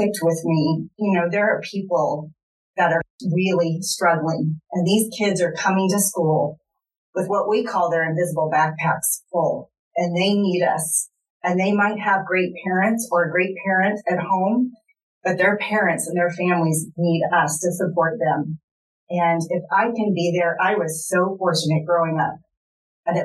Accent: Kansas, United States; I grew up in Southern Johnson County, and I grew up with every privilege anybody can imagine

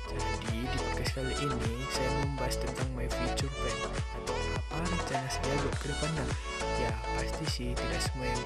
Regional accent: Kabanjahe, North Sumatra, Indonesia; Umur saya 18 tahun, asal dari Kaban Jahe, Kabupaten Karo, Sumatera Utara.

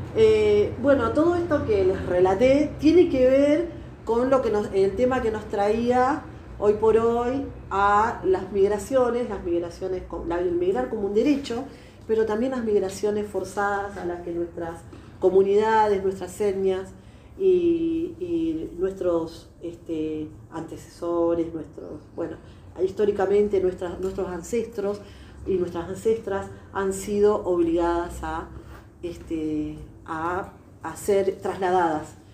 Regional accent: Argentina; also born or lived in Uruguay; nosotros crecimos acá en la Argentina

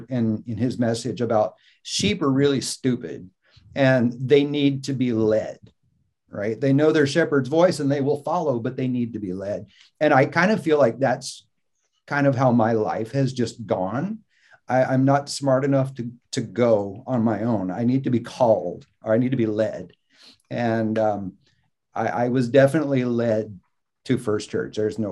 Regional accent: Mississippi, United States; born there; The only reason I was born in Mississippi was because my dad was in seminary in New Orleans.

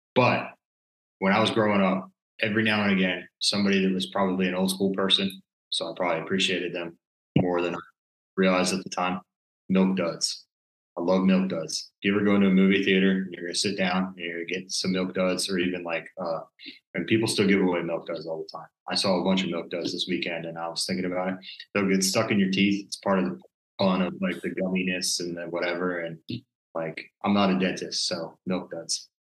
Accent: Maryland, United States; also born or lived in Western Massachusetts; I grew up in Maryland

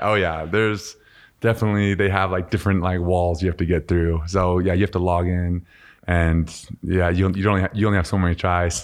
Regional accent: Utah, United States; also born or lived in Voorhees, New Jersey; my dad was playing for the Eagles at the time. And then he started coaching at, uh, University of Utah. And so, uh, we, we moved here and, uh, man, I just played every sport growing up.

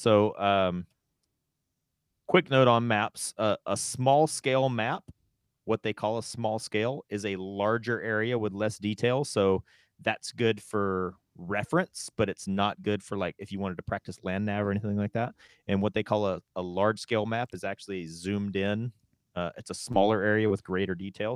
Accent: North Carolina, United States; moved away; also born or lived in West Coast; I'm from the South, I'm from North Carolina.

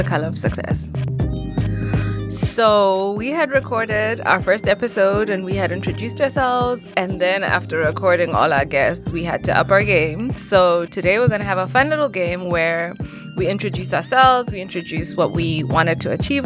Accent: Lesotho; moved away as an adult; now in Greensboro, United States; I am an international student, also at UNC Greensboro, and I'm from Lesotho

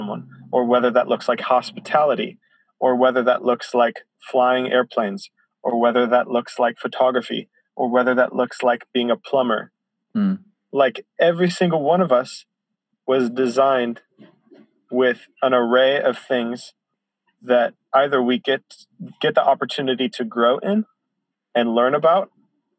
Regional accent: Chicago, Illinois, United States; now in Isla Vista, United States; I grew up in church in Chicago

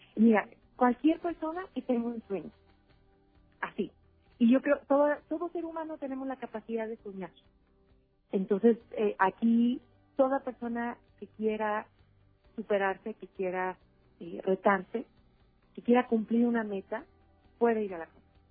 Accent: Aguascalientes, Mexico; en mi tierra

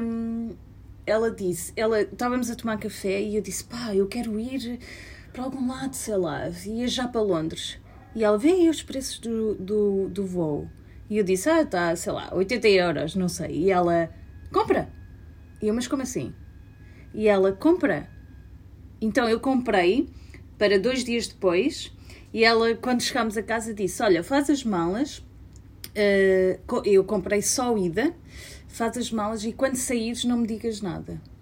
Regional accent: Portugal; moved away; nos primeiros anos que imigrei e voltava hum. a Portugal

